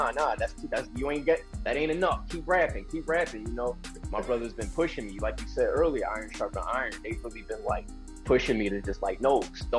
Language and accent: English; New York, United States; I know I'm from New York, but kill it, bro.